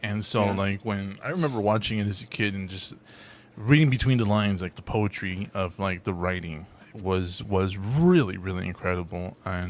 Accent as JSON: {"language": "English", "region": "Texas", "country": "United States", "said": "I'm in the South. I'm from Texas."}